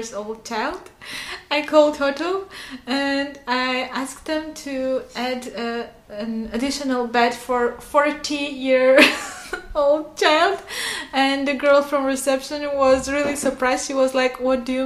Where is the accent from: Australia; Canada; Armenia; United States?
Armenia; first language Armenian; English is a second language; I'm from Armenia.